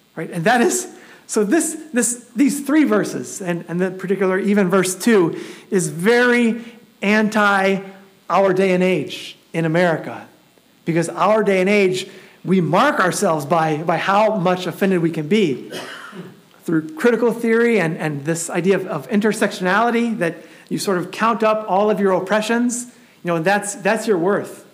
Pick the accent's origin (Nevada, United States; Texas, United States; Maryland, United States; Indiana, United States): Indiana, United States; Elkhart; I grew up in Elkhart.